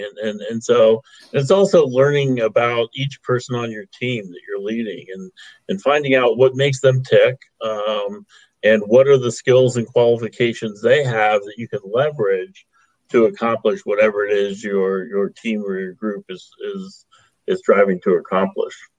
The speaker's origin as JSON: {"language": "English", "region": "Ohio", "country": "United States", "said": "I'm from Ohio, uh, OHIO, as we like to say"}